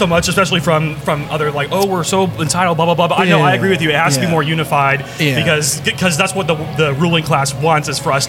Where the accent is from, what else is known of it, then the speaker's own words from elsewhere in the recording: Tulsa, Oklahoma, United States; I'm from Tulsa.